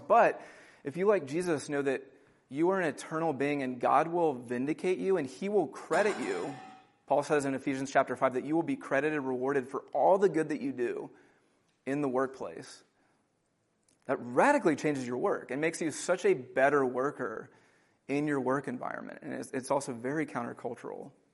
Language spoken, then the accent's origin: English; United States